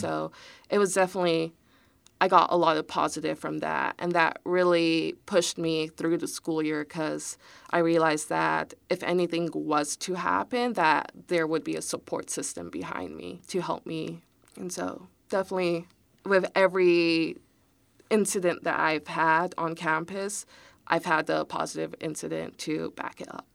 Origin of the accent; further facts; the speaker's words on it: Houston, Texas, United States; also born or lived in College Station, Texas; I was born and raised in Houston